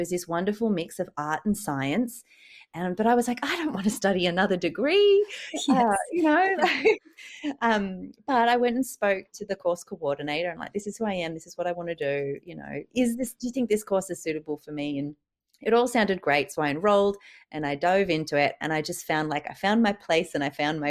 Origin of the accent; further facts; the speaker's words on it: Sydney, New South Wales, Australia; I am originally from Sydney, did my fine art degree down there